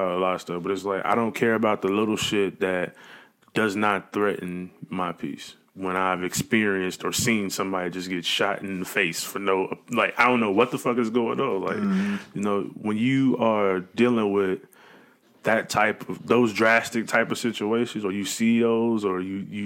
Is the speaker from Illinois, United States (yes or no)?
yes; Chicago, Illinois, United States; moved away; I'm from Chicago, but I didn't realize the South Side was a bad place until I left the South Side of Chicago